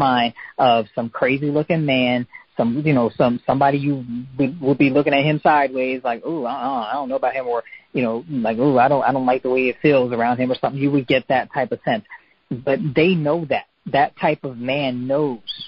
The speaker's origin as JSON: {"language": "English", "country": "United States", "said": "especially being an American girl by myself in France over there"}